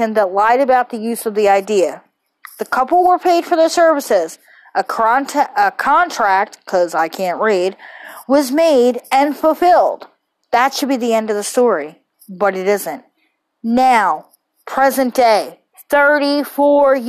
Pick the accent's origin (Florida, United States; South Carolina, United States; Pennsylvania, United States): Pennsylvania, United States; Philadelphia; I was born and raised in Philly